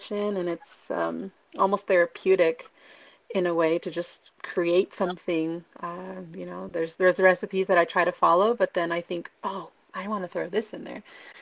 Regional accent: Santa Barbara, California, United States; born and raised in Santa Barbara, California

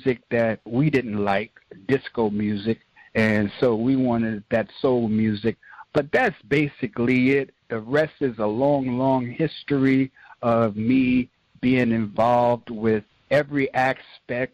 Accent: New York City, New York, United States; I'm from Sugar Hill, that area of Harlem

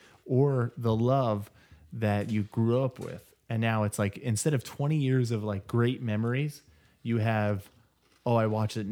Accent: Erie, Indiana, United States; I grew up in Erie, Indiana.

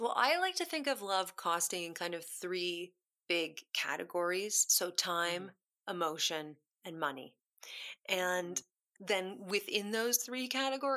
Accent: Kitchener, Ontario, Canada; moved away as an adult; also born or lived in Toronto; now in London, United Kingdom; I grew up in a place called Kitchener-Waterloo, which is outside of Toronto.

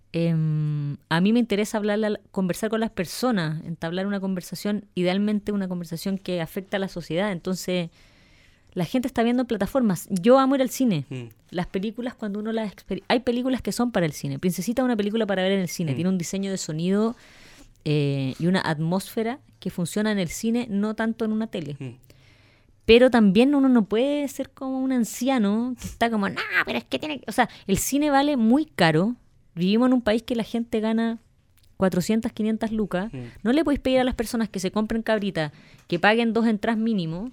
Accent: Santiago, Santiago Metropolitan Region, Chile; also born or lived in Talcahuano, Chile; yo nací en Talcahuano y me vengo a los tres años a Santiago.

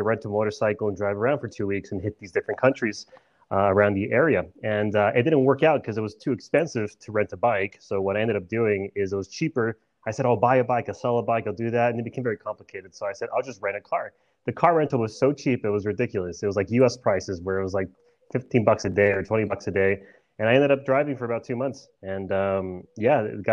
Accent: El Paso, Texas, United States; I was born and raised here in Texas in El Paso on the border with Mexico

